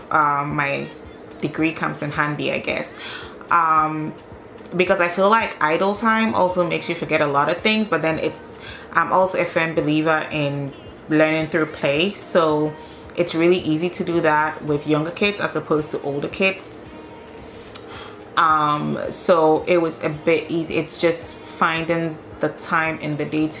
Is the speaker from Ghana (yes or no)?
yes; Ghana; now in Denmark; I'm Ghanaian